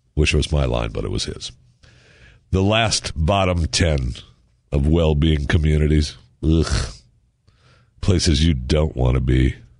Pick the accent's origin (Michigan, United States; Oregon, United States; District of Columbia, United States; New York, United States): Michigan, United States; I was born in Michigan.